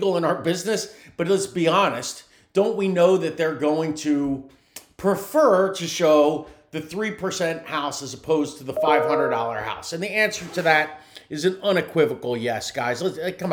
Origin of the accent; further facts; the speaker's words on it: New Jersey, United States; now in Tampa Bay area, United States; I'm from New Jersey